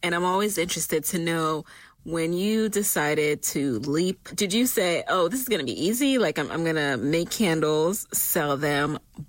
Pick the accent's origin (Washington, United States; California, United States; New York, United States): New York, United States; New York City; I grew up in New York.